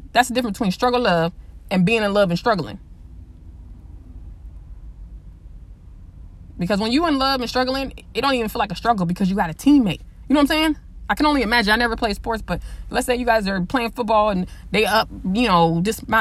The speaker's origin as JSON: {"language": "English", "region": "the West", "country": "United States", "said": "I'm from the West"}